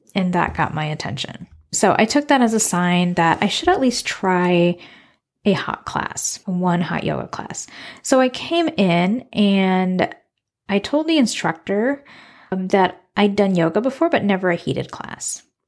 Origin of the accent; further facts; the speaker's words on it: United States; moved away as an adult; also born or lived in Suriname; now in Iowa City, United States; I moved back to my hometown, which is the Quad Cities, a region of four cities on the Iowa, Illinois border.